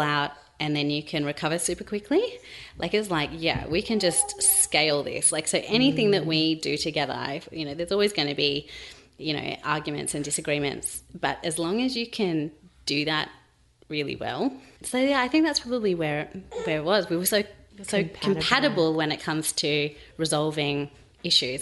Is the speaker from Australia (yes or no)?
yes; Sydney, New South Wales, Australia; moved away as an adult; now in Melbourne, Australia; we're from Sydney originally